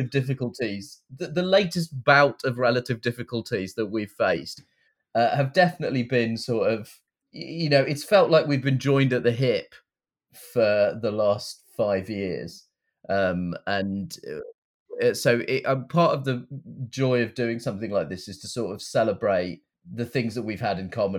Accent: United Kingdom; I am a contentious figure in my home country

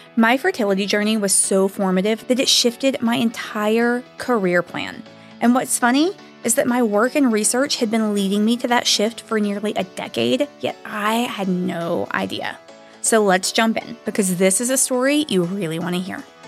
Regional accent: the Bible Belt, the South, United States; growing up in the Bible Belt, I was not raised in a particularly religious family

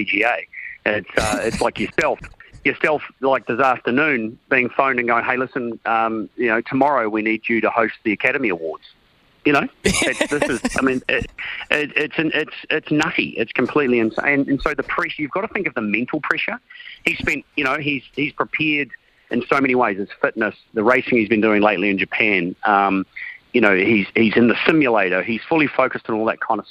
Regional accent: New Zealand; as a Kiwi

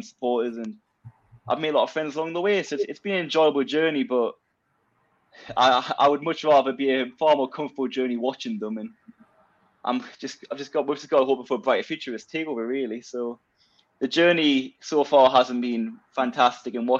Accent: Newcastle upon Tyne, North East England, United Kingdom; also born or lived in London; born and bred in Newcastle

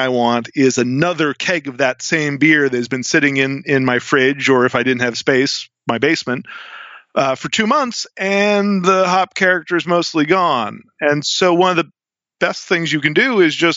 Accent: New England, United States; I'm from New England

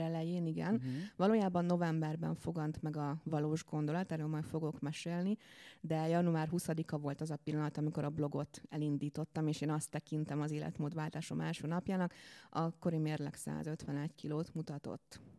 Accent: Békéscsaba, Békés, Hungary; moved away as an adult; now in Budapest, Hungary; Én nagyon szerető családban nőttem fel vidéken, Békés Csabáról érkeztem a fővárosba a diplomázás után

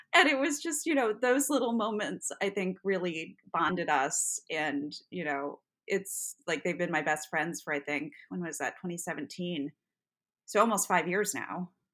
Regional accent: Buffalo, New York, United States; moved away; I grew up in Buffalo, New York, which is about a six-hour drive from the city

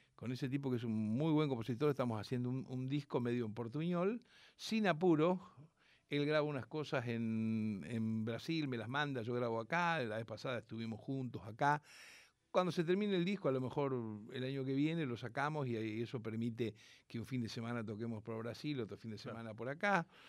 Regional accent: Rosario, Santa Fe, Argentina; nací en Rosario, soy nieto de andaluces y piamonteses

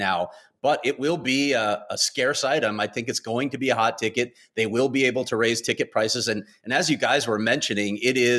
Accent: Chicago, Illinois, United States; now in Phoenix, United States; I grew up in Chicago

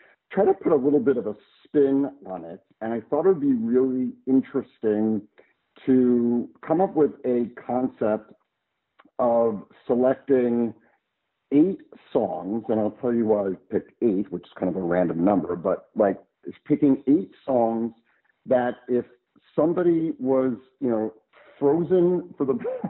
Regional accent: New Jersey, United States; also born or lived in San Francisco Bay Area / San Diego; now in Florida, United States; I grew up in New Jersey, shockingly, right? East Coaster, went to get my doctorate in psychology in the San Francisco Bay Area, lived in San Diego for 15 years, and a year ago moved back to Florida.

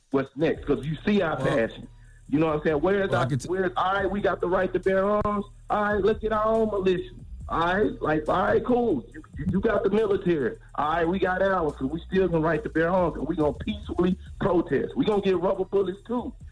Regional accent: Moncks Corner, South Carolina, United States; I'm from South Carolina. I'm from Moncks Corner, South Carolina

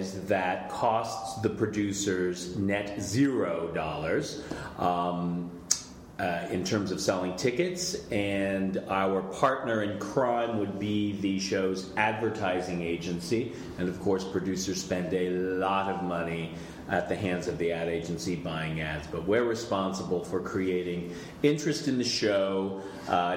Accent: Los Angeles, California, United States; I grew up in Los Angeles

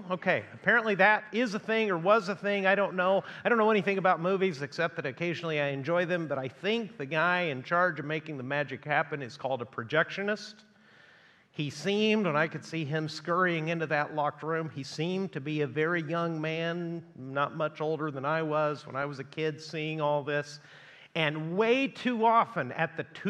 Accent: Chihuahua, Mexico; now in United States; when I was a kid growing up in Chihuahua, Mexico

